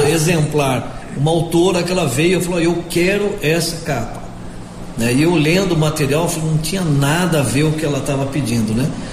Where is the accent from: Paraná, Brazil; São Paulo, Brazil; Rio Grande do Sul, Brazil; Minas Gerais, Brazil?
São Paulo, Brazil; Piracicaba; accent: caipira; moved away; Eu sou do interior do estado de São Paulo, sou de Piracicaba.